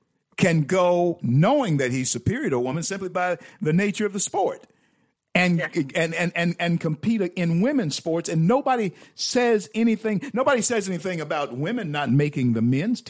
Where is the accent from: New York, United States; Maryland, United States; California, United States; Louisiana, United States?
Louisiana, United States; my home state of Louisiana.